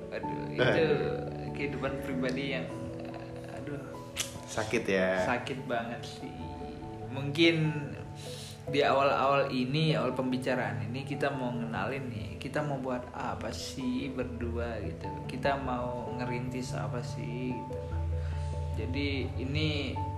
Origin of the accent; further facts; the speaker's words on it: Sumatra, Indonesia; aku berhubung aku orang Sumatera ya jadi aku serahin ke si Boni aja lah